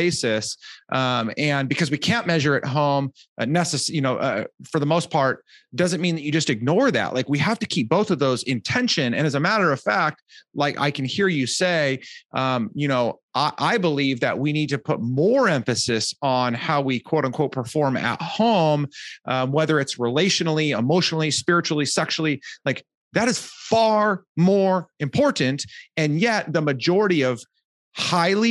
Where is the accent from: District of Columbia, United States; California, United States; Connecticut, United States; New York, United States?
California, United States; Southern; I'm from Southern California